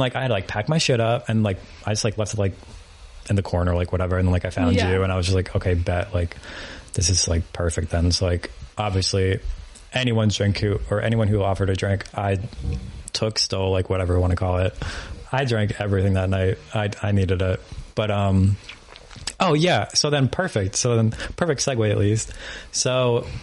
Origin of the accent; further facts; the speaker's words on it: New York, United States; I'm literally from New York